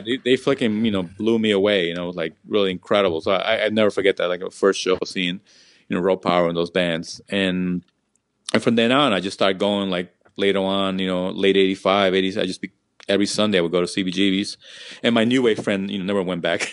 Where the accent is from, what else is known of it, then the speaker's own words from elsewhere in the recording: New York City, New York, United States; also born or lived in Peru; I grew up in Jackson Heights, Queens